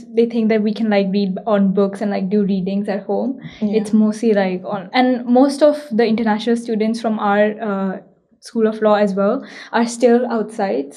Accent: Delhi, India; moved away as an adult; now in Nagoya, Japan; I am half Japanese, half Indian. I grew up in Delhi and just started living for a continuous amount of time in Japan since I came to Nagoya University

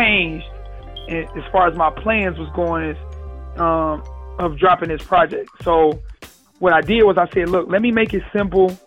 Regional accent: Detroit, Michigan, United States; I'm from Detroit

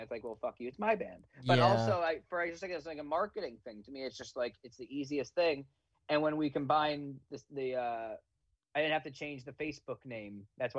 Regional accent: East Brunswick, New Jersey, United States; I'm from East Brunswick, New Jersey, so like that's really my home. But Asbury Park is kind of my home away from home.

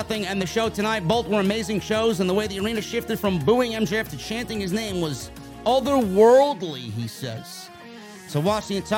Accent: New York, United States; I'm a New Yorker

